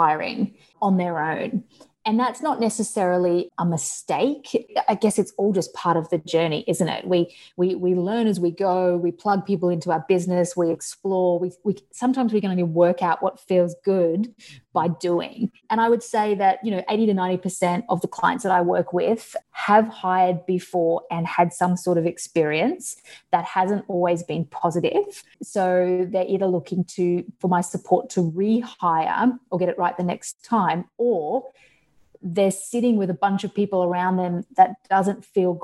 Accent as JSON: {"language": "English", "country": "Australia", "accent": "Australian", "said": "As you can tell from my accent, I'm Australian, so I'm all the way over in Australia"}